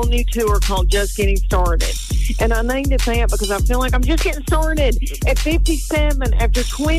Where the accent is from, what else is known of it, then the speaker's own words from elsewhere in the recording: Tennessee, United States; Honey, I'm from Tennessee, but I'm out here working, doing stand-up, working on my new hour, and I'm in Brea, California right now.